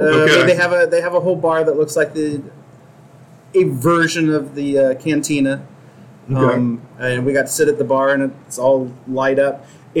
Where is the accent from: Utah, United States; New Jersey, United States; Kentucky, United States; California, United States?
California, United States; San Francisco; born there; I was born in San Francisco, so I can honestly say that I left my heart in San Francisco